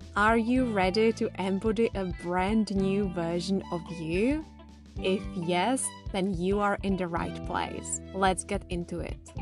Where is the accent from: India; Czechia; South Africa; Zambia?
Czechia; now in England, United Kingdom; I grew up in the Czech Republic, now I live in England